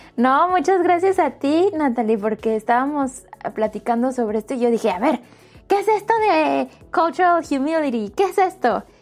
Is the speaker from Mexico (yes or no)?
yes; Mexico; Yo soy mexicana